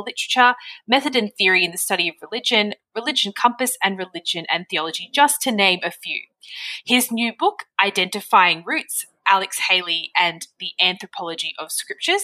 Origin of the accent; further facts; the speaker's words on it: Australia; as an Australian